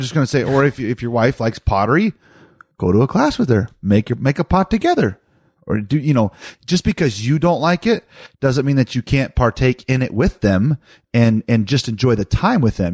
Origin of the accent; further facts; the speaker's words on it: Hardin, United States; moved away; I grew up in Hardin